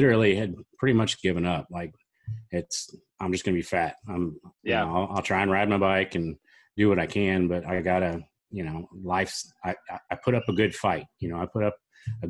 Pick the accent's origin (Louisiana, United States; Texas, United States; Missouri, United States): Missouri, United States; Springfield; my hometown, Springfield, Missouri